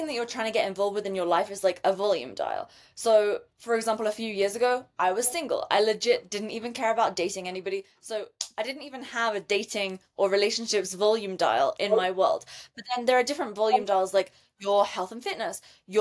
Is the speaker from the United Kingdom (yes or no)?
yes; United Kingdom; moved away; I'm British